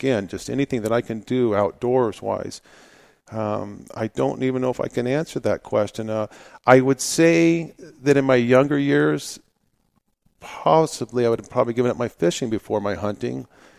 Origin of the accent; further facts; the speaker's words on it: Phoenix, Arizona, United States; Well, I grew up here in Phoenix, Arizona. I'm actually a fourth generation native here in Arizona, and my family comes from the White Mountains.